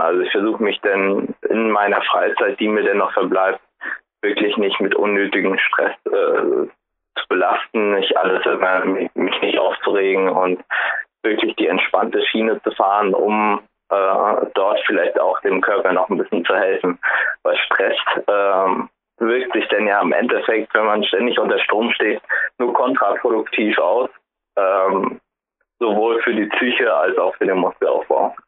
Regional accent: Rostock, Mecklenburg-Vorpommern, Germany; moved away as an adult; now in Frankfurt, Germany; Ich komme ja aus Rostock

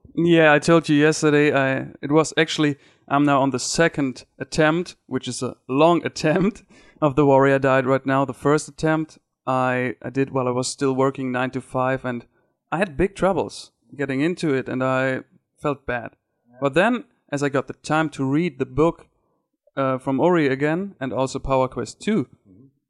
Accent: Ruhr area, North Rhine-Westphalia, Germany; English is a second language; I'm from Germany. It's uh, what we call the Ruhrpott

